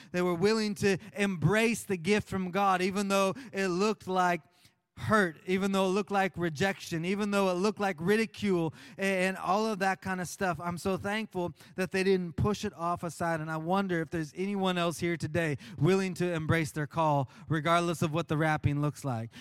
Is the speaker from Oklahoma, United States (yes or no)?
yes; Oklahoma, United States; moved away; When I was growing up in Oklahoma